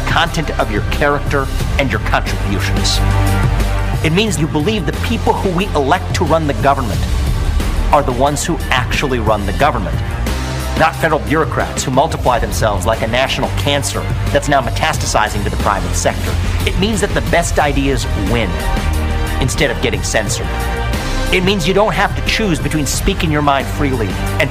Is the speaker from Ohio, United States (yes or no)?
yes; Ohio, United States; I grew up in Ohio in the 90s